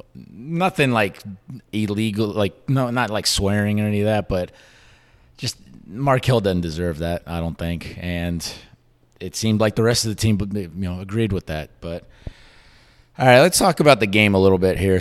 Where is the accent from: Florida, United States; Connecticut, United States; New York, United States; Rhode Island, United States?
Florida, United States; Orlando; born and raised in Orlando, and I am thirty-four years old